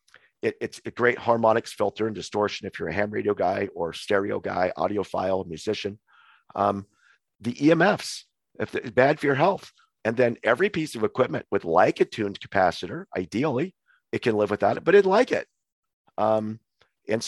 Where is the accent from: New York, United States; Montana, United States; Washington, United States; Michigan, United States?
Montana, United States; moved away as an adult; also born or lived in Hawaii / Missoula, Montana; we moved home from Hawaii to Montana, where I'm actually natively from